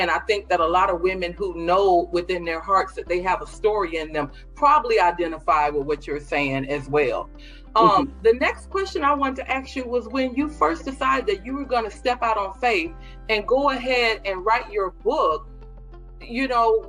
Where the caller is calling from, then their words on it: Orlando, Florida, United States; I'm hailing from Orlando.